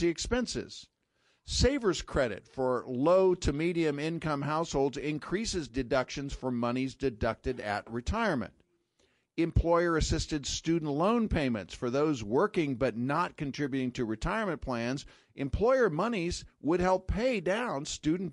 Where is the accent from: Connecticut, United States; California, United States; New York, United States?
California, United States; Sacramento; moved away; I grew up in Sacramento, California, where Shakey's started